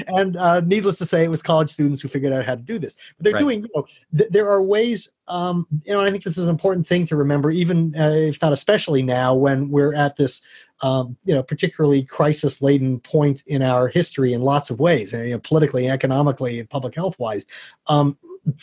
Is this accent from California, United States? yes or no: yes; San Francisco, California, United States; also born or lived in New York / Phoenix; I was born in New York, and we moved to Phoenix, where the Giants farm team was, and then we moved to San Francisco.